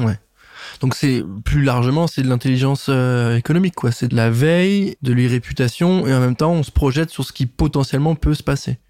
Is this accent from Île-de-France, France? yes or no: no; Nancy, Grand Est, France; je suis pas de Metz, mais de Nancy